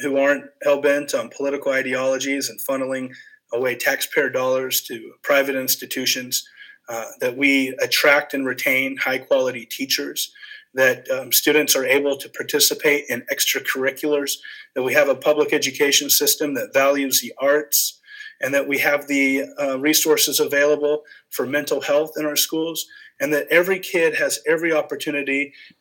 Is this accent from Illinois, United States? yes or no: no; Bartlesville, Oklahoma, United States; I'm from Bartlesville